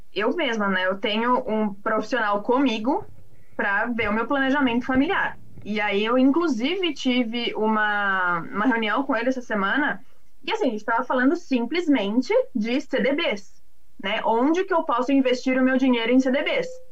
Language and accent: Portuguese; São Paulo, Brazil; Eu sou, sou da cidade, sou de São Paulo.